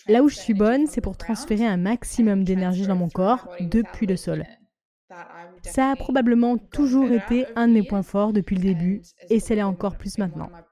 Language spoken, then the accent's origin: French; Australia; on vient d'Australie